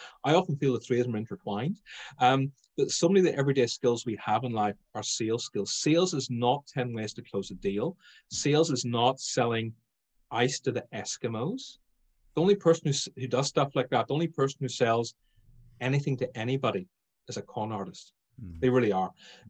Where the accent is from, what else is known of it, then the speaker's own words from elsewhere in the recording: Ireland; Being Irish, I was going to say alcohol